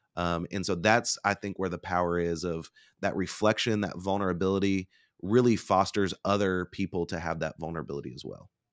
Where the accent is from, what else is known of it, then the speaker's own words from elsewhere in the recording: Bartlesville, Oklahoma, United States; I'm a Oklahoma boy. So, I grew up in Bartlesville, Oklahoma